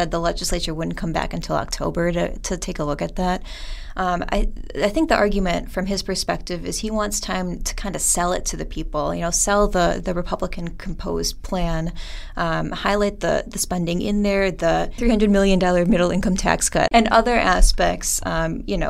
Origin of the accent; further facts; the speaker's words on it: Chilton, Wisconsin, United States; I grew up in Chilton, Wisconsin, the northeastern part of the state